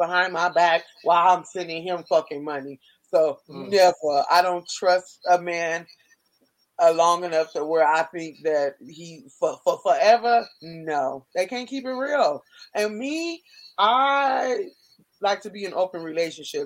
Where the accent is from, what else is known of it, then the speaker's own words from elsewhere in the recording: California, United States; moved away; also born or lived in Miami; I'm born and raised in California